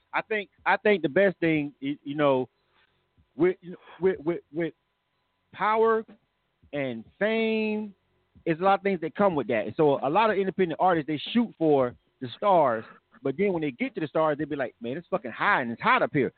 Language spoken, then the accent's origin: English; Florida, United States; I'm from Florida.